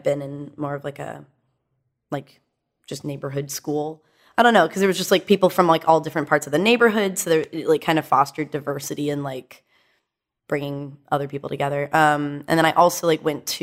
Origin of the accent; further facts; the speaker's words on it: Dallas, Texas, United States; I was raised in Dallas by two therapist parents